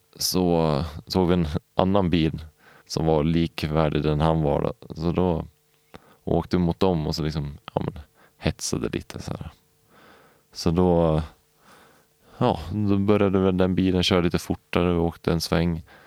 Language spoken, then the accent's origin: Swedish; Valbo, Gävleborg County, Sweden; also born or lived in Upplands Väsby / Knivsta / Årsunda; vi flyttade till Valbo mellan Gävle och Sandviken. Och där bodde vi i tio år